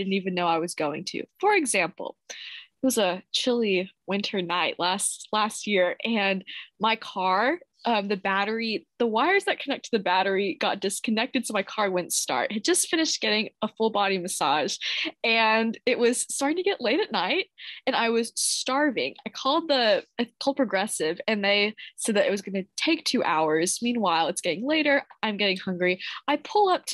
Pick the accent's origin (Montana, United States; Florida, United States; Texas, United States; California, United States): Texas, United States; Bedford; I just say I'm from Dallas, but I'm from Bedford, Texas